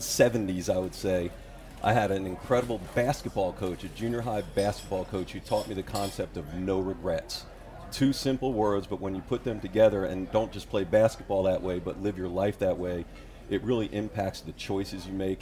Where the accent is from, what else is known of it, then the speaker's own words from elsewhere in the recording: New York, United States; moved away as an adult; also born or lived in Chicago / Washington, D.C.; now in Louisiana, United States; I grew up in New York went to school in Chicago and then lived most of my adult life in Washington, D.C.